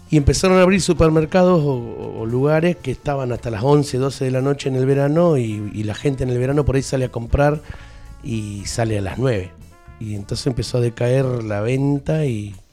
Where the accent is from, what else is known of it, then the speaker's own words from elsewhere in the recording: Fernández, Santiago del Estero, Argentina; sí, tenía 18 años en Fernández, mi pueblo. Eh, bueno, en el pueblo...